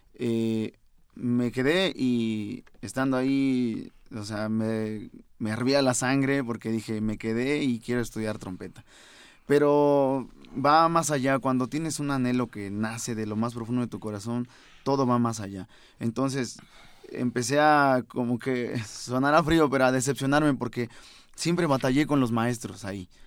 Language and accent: Spanish; Venustiano Carranza, Chiapas, Mexico; also born or lived in San Cristóbal de las Casas, Chiapas; now in Mexico City, Mexico; sí nací en San ah, Cristóbal, pero gran parte de mi vida eh, pasé en Venustiano Carranza, Chiapas